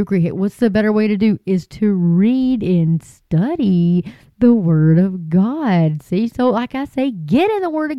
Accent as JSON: {"language": "English", "town": "Hart", "region": "Texas", "country": "United States", "moved": "yes", "said": "I'm originally from Hart, Texas"}